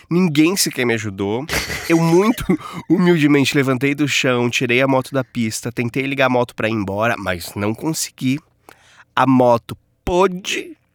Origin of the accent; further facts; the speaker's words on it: Telêmaco Borba, Paraná, Brazil; Sou de Telemaco Borba, que Desa lança o desafio de pronunciar o nome da minha cidade de forma correta.